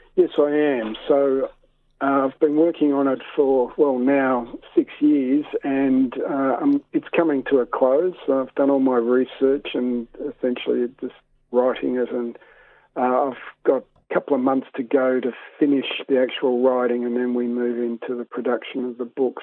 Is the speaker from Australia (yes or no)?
yes; Sydney, New South Wales, Australia; I grew up in Sydney